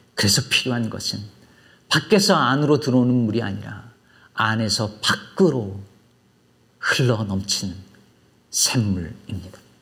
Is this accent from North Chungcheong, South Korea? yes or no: yes; Jecheon, North Chungcheong, South Korea; now in Chicago, United States; 제 고향이 충북 제천인데